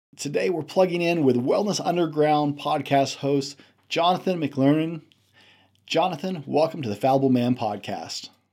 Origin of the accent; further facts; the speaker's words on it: the South, United States; I'm a Southerner, uh, by birth